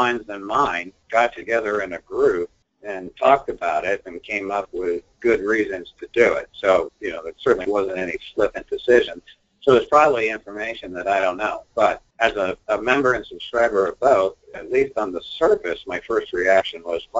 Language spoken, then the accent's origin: English; Canada; well, I'm Canadian, so you know, why am I concerned about that?